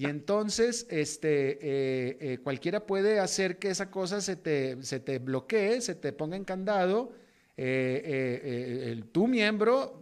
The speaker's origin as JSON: {"language": "Spanish", "country": "Mexico", "tie": "born or raised there", "moved": "as an adult", "lives_now": "United States", "said": "soy latinoamericano y me defino como latinoamericano, nacido en México, pero definitivamente latinoamericano, viviendo más de dos décadas en Estados Unidos"}